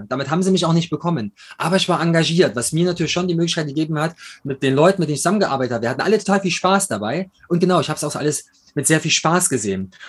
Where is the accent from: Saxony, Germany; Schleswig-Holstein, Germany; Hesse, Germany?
Saxony, Germany; Chemnitz; born there; accent: East German; now in Munich, Germany; bin nach München gezogen, bin, man hört es am Akzent, bin eigentlich Ossi, komme aus der Stadt mit 3O, Kormorgstedt und äh, bin da geboren. Mittlerweile heißt es wieder Chemnitz.